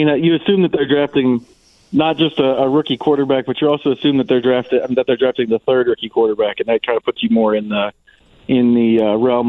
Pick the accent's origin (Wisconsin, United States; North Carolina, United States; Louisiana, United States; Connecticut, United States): Wisconsin, United States; I'm from Wisconsin